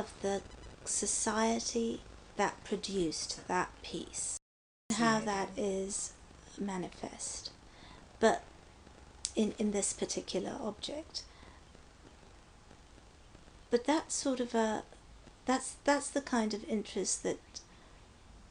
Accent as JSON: {"language": "English", "country": "Pakistan", "moved": "yes", "lives_now": "United States", "said": "I'm Pakistani"}